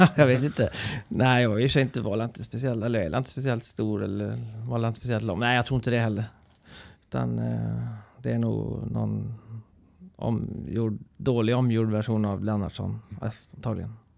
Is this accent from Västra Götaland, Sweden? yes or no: yes; Trollhättan, Västra Götaland, Sweden; also born or lived in Vänersborg; Så Trollhättan har jag ju växt upp i och levt hela mitt liv